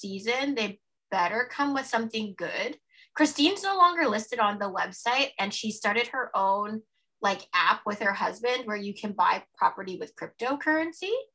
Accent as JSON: {"language": "English", "town": "Toronto", "region": "Ontario", "country": "Canada", "tie": "born or raised there", "also_born_or_lived": "Halifax, Nova Scotia", "said": "I grew up when we moved from Halifax to Toronto. Like I grew up in Scarborough"}